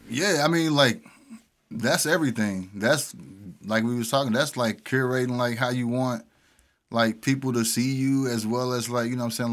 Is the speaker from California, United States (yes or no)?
no; Pine Lawn, Missouri, United States; also born or lived in Wellston; I was born and raised in Pine Line